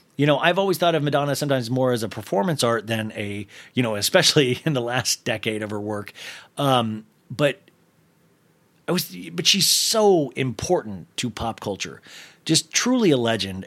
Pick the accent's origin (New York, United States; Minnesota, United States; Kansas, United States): Kansas, United States; growing up in Kansas